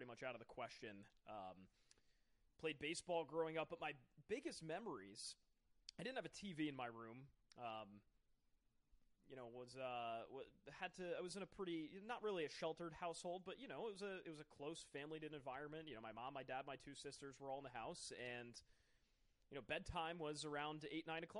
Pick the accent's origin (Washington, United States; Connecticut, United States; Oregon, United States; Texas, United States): Connecticut, United States; Fairfield County; moved away as an adult; now in Rhode Island, United States; I was born and raised in Fairfield County, Connecticut, way down in the sort of panhandle of Connecticut.